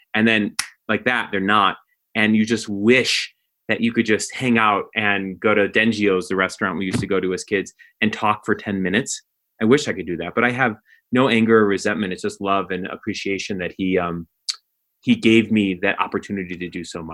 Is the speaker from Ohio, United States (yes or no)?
no; Skokie, Illinois, United States; I grew up in Skokie, Illinois. It's a suburb of Chicago